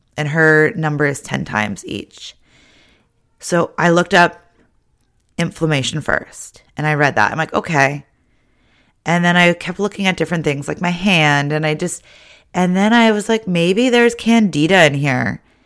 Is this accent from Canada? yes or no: yes; Ontario, Canada; now in British Columbia, Canada; growing up in Ontario